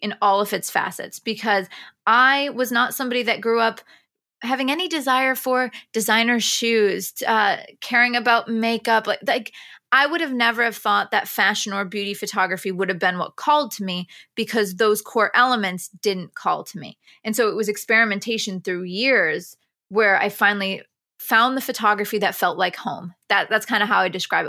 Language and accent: English; near Binghamton, upstate New York, United States; born or raised there; moved away as an adult; now in New York City, United States